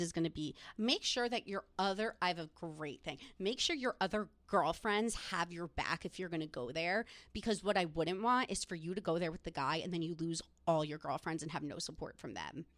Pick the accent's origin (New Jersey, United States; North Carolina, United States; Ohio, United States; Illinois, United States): New Jersey, United States; I'm from New Jersey